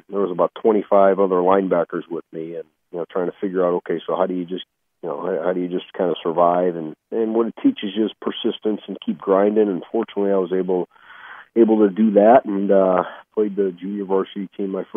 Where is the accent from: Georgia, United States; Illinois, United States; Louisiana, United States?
Illinois, United States; Chicago; I grew up in Chicago